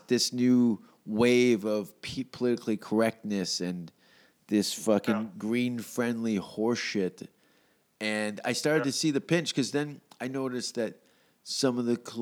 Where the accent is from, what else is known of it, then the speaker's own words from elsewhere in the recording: Glasgow, Scotland, United Kingdom; moved away as an adult; also born or lived in Vancouver / Hamilton; my hometown is where I'm from, where I'm now in Hamilton. It's it's Glasgow